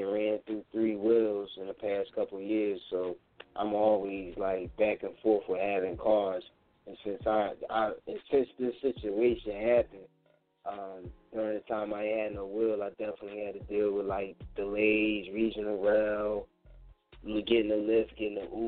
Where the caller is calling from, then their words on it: Philadelphia, Pennsylvania, United States; I'm calling from Philly or whatever. I moved out of South Philly, so now I'm up Upper Darby